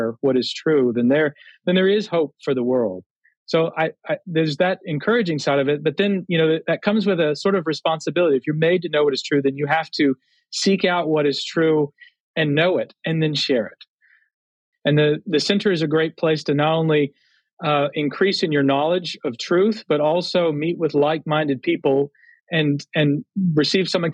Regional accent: Texas, United States; now in Connecticut, United States; being a Texan by birth

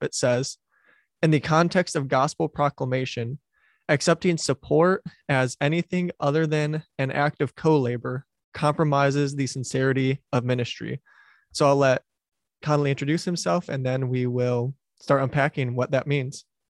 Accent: Wayne County, Michigan, United States; moved away; my parents still live where I grew up in Wayne County, which is the county where Detroit is in Michigan

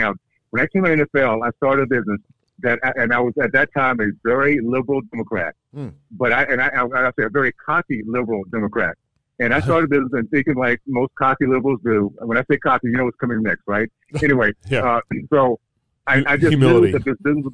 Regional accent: Deep South, United States; when I was growing up in Deep South in the 60s, KKK days

